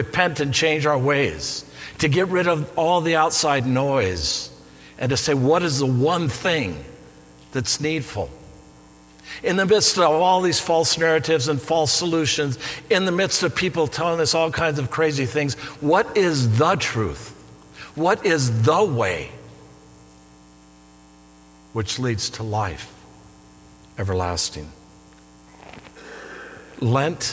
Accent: Cheyenne, Wyoming, United States; moved away; In 1964, I was 7 years old growing up in Cheyenne, Wyoming, a little town with a little Greek Orthodox church.

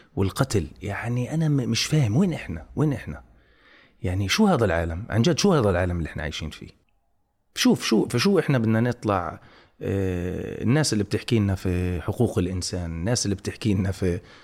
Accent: Gaza, Gaza Strip, Palestine; moved away; انا ابن غزه

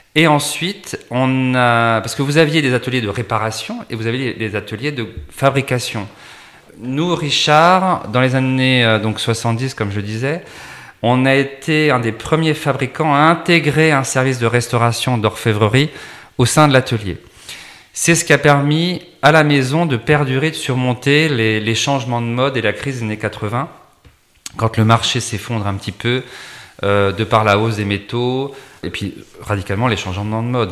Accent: Champagne, Grand Est, France; je suis originaire d'un petit village de Champagne

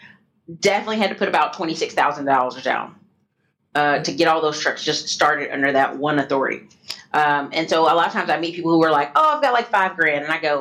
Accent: the Carolinas, United States; because I'm from the Carolinas originally.

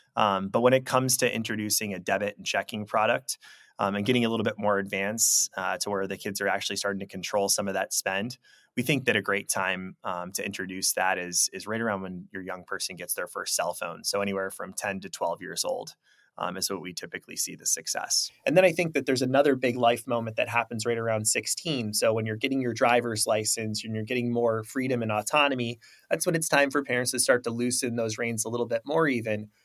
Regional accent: Traverse City, Michigan, United States; I'm from the Midwest, you know, Traverse City, Michigan

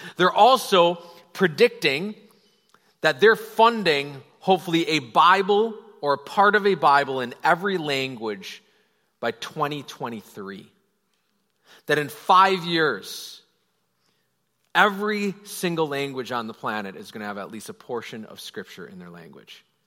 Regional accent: Wisconsin, United States; I'm personally from Wisconsin and I know about crop rotation

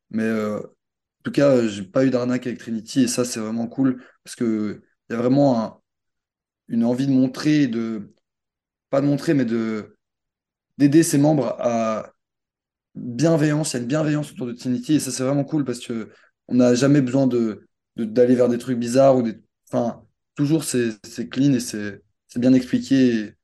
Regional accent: Belgium; Ah ouais, je suis belge.

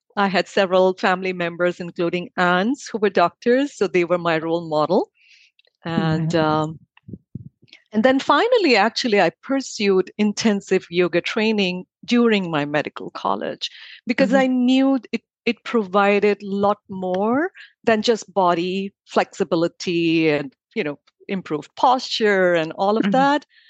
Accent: India; now in Miami, United States; I grew up in India

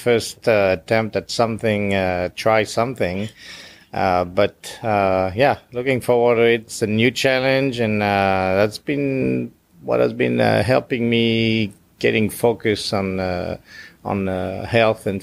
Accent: France; first language French; English is a second language; moved away as an adult; I grew up in France

